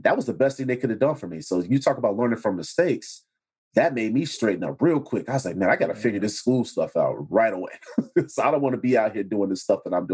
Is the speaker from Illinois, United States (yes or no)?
yes; Chicago, Illinois, United States; I was in Chatham